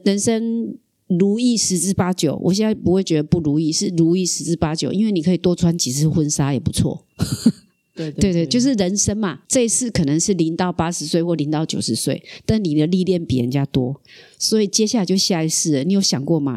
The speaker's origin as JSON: {"language": "Chinese", "region": "Kaohsiung", "country": "Taiwan", "tie": "born or raised there", "accent": "Taiwanese Mandarin", "said": "我只能在高雄，所以我从来都没有离开过高雄，幼稚园到研究所到工作，拿到退休金再下一个人生，又赚到第二桶金再下一个人生，我一生都想要离开高雄，始终没有能力离开"}